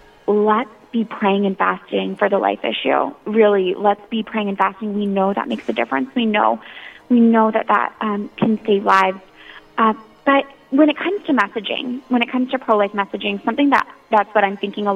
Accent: Florida, United States; moved away as an adult; now in Washington, D.C., United States; I grew up in Florida, and so my freshman year in college at Florida State University

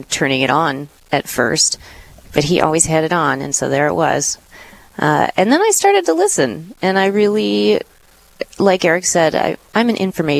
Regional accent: Duluth, Minnesota, United States; also born or lived in Fargo; I was raised in Duluth and so have lived here all my life

